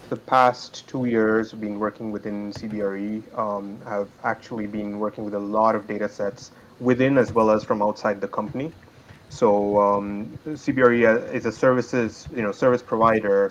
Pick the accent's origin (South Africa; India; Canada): India; moved away as an adult; I hail from India. That's where my family is